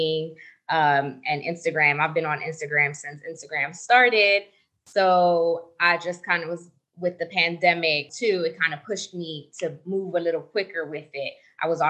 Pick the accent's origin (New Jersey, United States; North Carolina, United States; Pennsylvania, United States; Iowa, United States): New Jersey, United States; now in Las Vegas, United States; I'm based out of Las Vegas, Nevada, but I'm originally from New Jersey in the States.